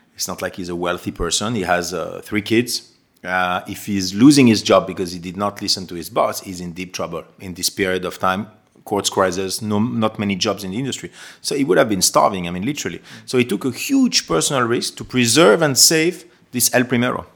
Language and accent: English; Geneva, Switzerland; moved away as an adult; also born or lived in London; being Swiss myself and born and raised in Geneva